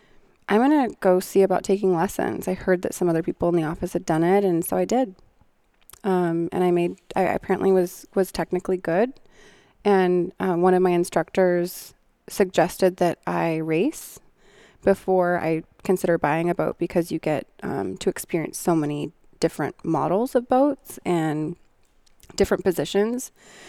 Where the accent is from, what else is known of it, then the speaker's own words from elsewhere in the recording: Seattle, Washington, United States; When I was growing up in Seattle, I would see the sailboats out on the water